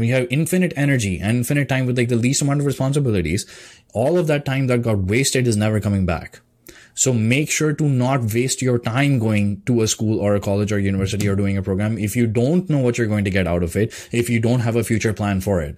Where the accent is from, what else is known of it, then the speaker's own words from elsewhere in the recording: India; now in Canada; my background as an Indian person, like coming from Indian culture, because the schooling system, the cultural system there is different